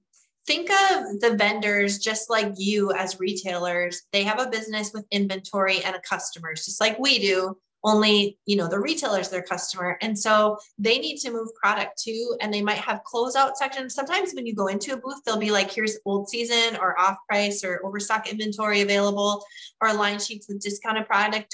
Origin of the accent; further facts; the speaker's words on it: North Dakota, United States; I'm from North Dakota.